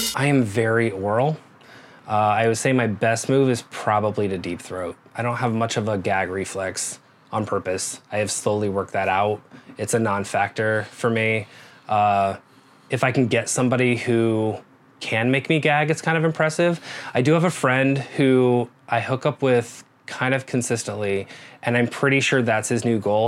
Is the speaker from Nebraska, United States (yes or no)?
yes; Nebraska, United States; moved away as an adult; also born or lived in Dallas; I am 40 years old, um, and I grew up in Nebraska.